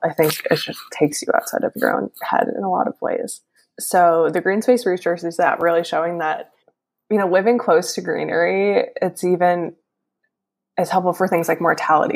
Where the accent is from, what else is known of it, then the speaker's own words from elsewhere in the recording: Northeast, United States; I'm from the Northeast and I am definitely very used to winters by now